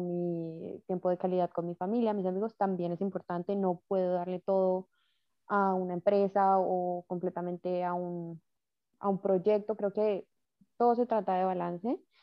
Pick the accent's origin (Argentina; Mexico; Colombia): Colombia; como cultura colombiana estamos como muy enseñados a trabaje, trabaje y eche para adelante